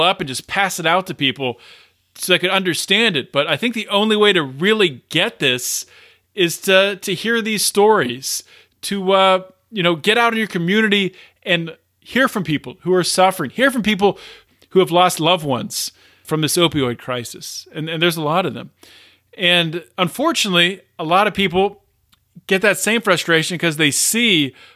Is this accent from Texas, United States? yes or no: no; Pennsylvania, United States; Pennsylvania right here, my home state